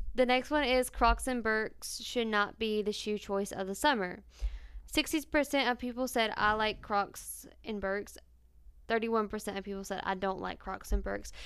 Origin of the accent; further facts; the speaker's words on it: North Carolina, United States; we're metro-, politan in North Carolina too